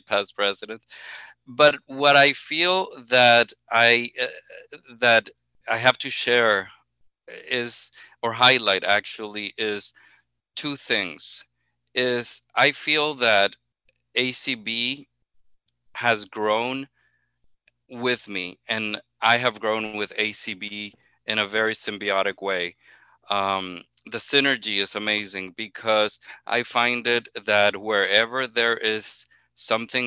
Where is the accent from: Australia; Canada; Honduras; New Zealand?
Honduras; now in Miami, United States; I am originally from Honduras, naturalized citizen, very proud naturalized citizen actually, and been living here for the past 18 years in Miami.